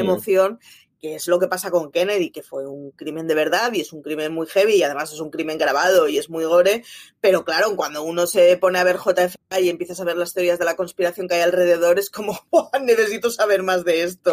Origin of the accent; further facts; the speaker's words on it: Barcelona, Catalonia, Spain; yo, soy de Barcelona, mis padres son de Euskadi